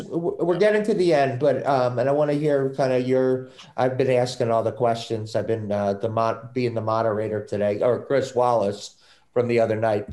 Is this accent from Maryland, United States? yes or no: yes; Maryland, United States; now in Massachusetts, United States; I'm from Maryland, I moved up here